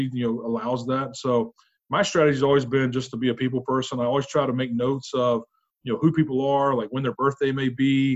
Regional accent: North Carolina, United States; moved away as an adult; I grew up in North Carolina

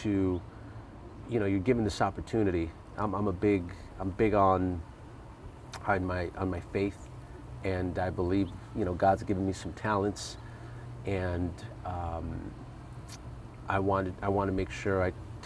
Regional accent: Huntington Park, California, United States; I grew up in Huntington Park, Southeast LA, and I lived in a three-bedroom apartment

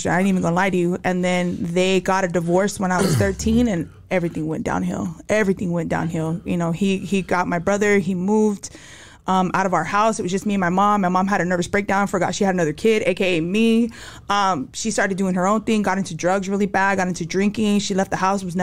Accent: Santa Ana, California, United States; born there; so I was born in Santa Ana.

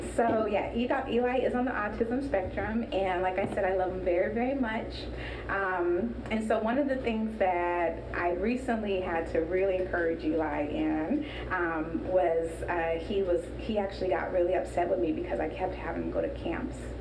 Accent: Sacramento, California, United States; moved away as an adult; also born or lived in New Orleans, Louisiana / Boston, Massachusetts; I'm from Oak Park

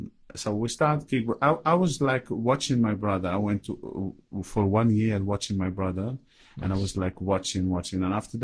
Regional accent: Casablanca, Casablanca-Settat, Morocco; born there; yeah, I was born in Casablanca

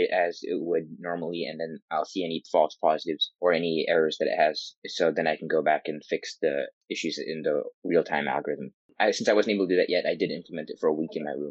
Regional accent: Bangor, Maine, United States; I'm 16 years old and I'm from Bangor High School in Bangor, Maine.

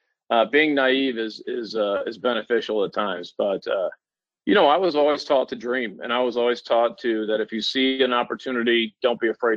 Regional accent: Washington, Missouri, United States; also born or lived in St. Louis; I was born and raised in Washington, Missouri, small town about 45 minutes

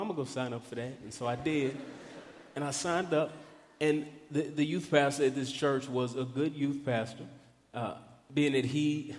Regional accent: Dallas, Texas, United States; I grew up in Dallas, Texas

